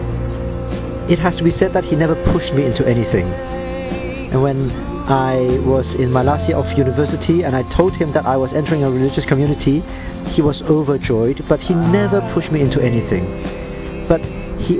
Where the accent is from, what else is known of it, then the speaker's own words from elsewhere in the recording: Hong Kong; I am 31 years old and I come from Hong Kong.